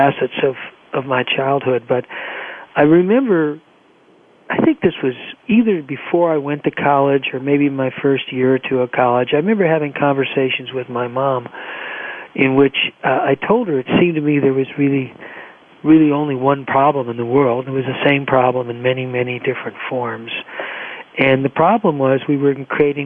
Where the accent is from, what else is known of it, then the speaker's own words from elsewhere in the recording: Los Angeles, California, United States; growing up in Los Angeles